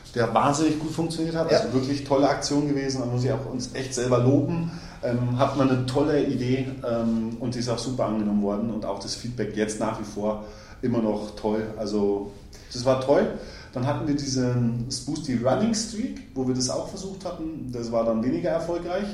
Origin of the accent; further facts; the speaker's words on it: Germany; wir in Deutschland